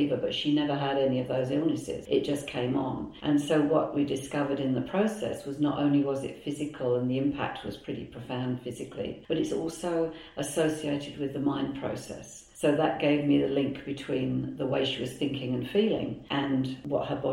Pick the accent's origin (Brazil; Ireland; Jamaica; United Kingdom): United Kingdom; England; moved away as an adult; now in Melbourne, Australia; I came originally from England. We came over here in 2007 to retire